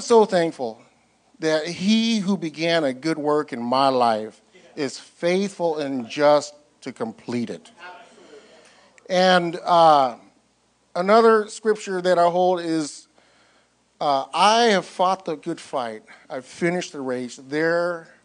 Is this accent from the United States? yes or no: yes; Northern California, United States; moved away as an adult; now in San Diego, United States; I'm from Northern California